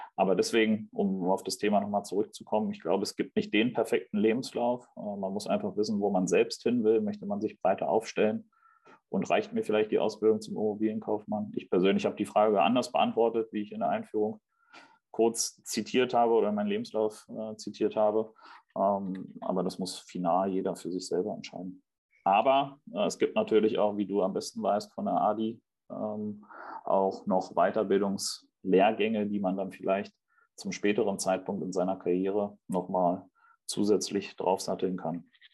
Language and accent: German; Berlin, Germany; also born or lived in Stuttgart; bin gebürtiger Berliner